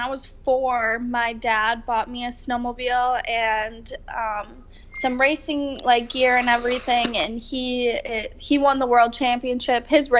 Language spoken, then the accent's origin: English; Wisconsin, United States; moved away; I'm from Wisconsin.